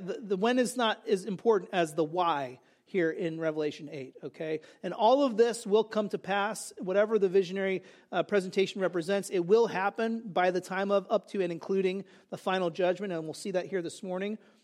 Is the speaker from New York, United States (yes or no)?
no; California, United States; moved away; also born or lived in New Jersey; I grew up in California